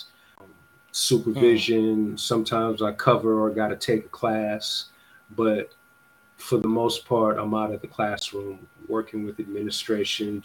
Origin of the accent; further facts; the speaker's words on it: New York, United States; now in Los Angeles, United States; growing up in New York